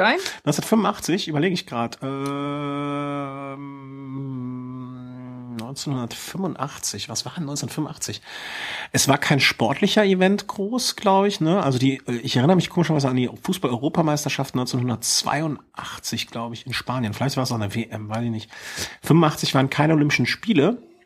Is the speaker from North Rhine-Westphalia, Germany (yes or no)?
yes; Cologne, North Rhine-Westphalia, Germany; als Kölner